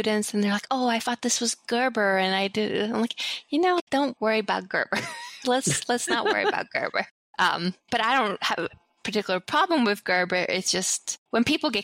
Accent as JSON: {"language": "English", "country": "Sweden", "tie": "born or raised there", "moved": "yes", "lives_now": "United States", "said": "growing up in Sweden"}